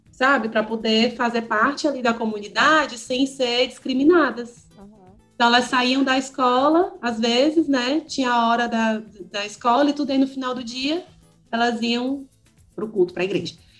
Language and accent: Portuguese; Ceará, Brazil; now in Porto Alegre, Brazil; eu sou do Ceará e estou morando em Porto Alegre, aqui no Rio Grande do Sul